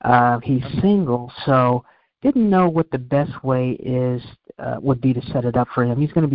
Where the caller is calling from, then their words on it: Virginia Beach, Virginia, United States; Virginia Beach, Virginia.